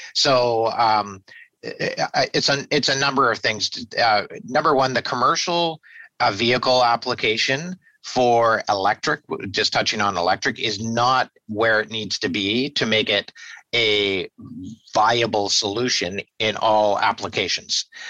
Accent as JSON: {"language": "English", "town": "Victoria", "region": "British Columbia", "country": "Canada", "tie": "born or raised there", "said": "born and raised in Victoria and proud to be uh, be a uh, Victorian"}